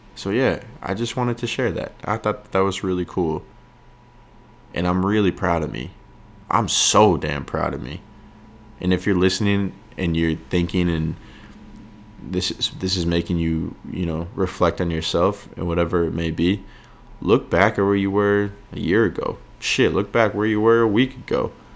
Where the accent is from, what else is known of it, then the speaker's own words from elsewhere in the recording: York, Maine, United States; now in Los Angeles, United States; York, Maine, my hometown